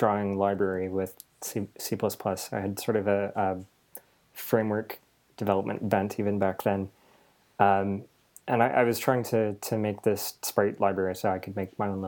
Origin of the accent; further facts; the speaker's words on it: London, Ontario, Canada; I'm from London, Ontario